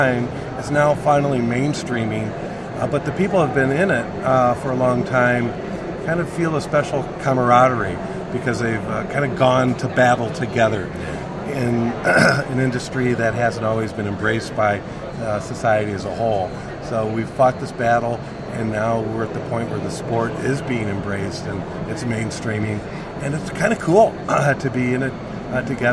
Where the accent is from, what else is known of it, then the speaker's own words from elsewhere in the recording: McHenry, Illinois, United States; I'm a native of McHenry, Illinois, outside Chicago, and grew up a fan of all the Chicago sports teams